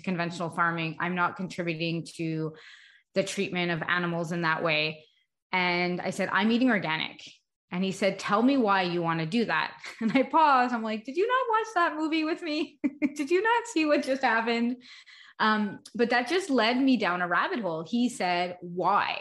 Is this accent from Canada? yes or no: yes; Canada; also born or lived in Montreal, Canada / Augusta, Georgia, United States; I live in Montreal, Canada, so I'm Canadian, but for about 4 years, we lived in the United States